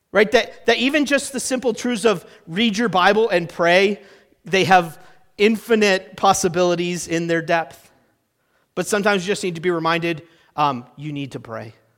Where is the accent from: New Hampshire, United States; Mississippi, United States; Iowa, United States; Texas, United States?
New Hampshire, United States; moved away; I'm from New Hampshire. That's where I spent my whole childhood